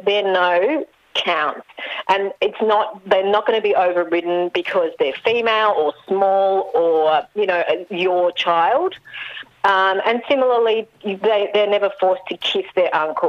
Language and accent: English; Melbourne, Victoria, Australia; I'm from Melbourne